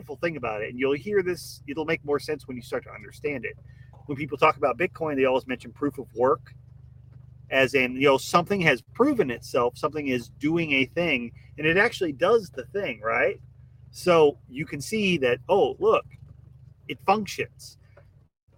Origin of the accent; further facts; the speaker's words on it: Midwest, United States; now in Southeast Texas, United States; I grew up in the Midwest